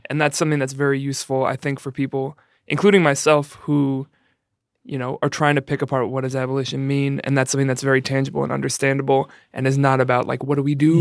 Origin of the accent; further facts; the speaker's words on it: New York, United States; I'm from New York